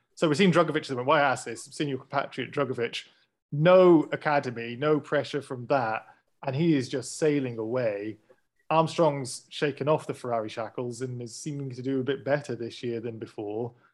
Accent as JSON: {"language": "English", "country": "United Kingdom", "said": "We're British, we do things very prim and proper, stiff upper lip"}